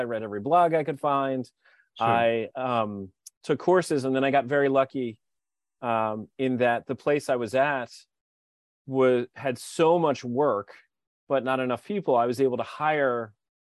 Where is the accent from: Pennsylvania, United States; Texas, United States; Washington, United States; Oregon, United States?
Pennsylvania, United States; Philadelphia; moved away as an adult; also born or lived in Hawaii; I'm from Philadelphia